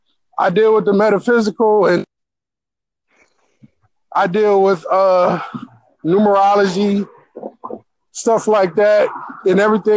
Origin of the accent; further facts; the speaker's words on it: Buffalo, New York, United States; I'm from Buffalo, New York.